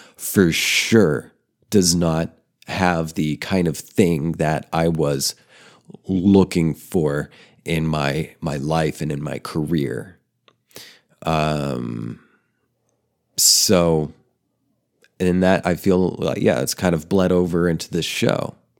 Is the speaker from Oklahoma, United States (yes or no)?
yes; Oklahoma, United States; moved away as an adult; also born or lived in Denver, Colorado; I grew up in Oklahoma and I'm living in Oklahoma now